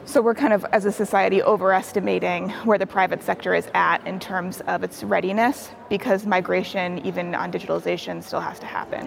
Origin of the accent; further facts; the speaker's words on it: Cambridge, Massachusetts, United States; now in Abu Dhabi, United Arab Emirates; my hometown my, my birthplace of cambridge massachusetts